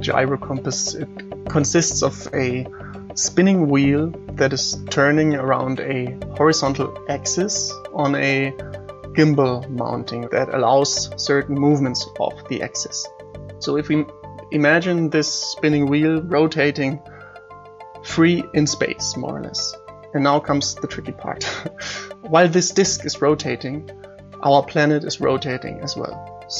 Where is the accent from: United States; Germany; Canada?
Germany; Munich, Bavaria; I'm from Munich.